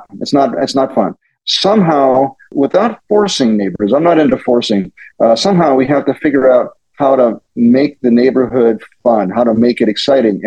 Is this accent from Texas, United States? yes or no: no; Pittsburgh, Pennsylvania, United States; now in Silicon Valley, United States; I was born and raised in Pittsburgh, the suburbs of Pittsburgh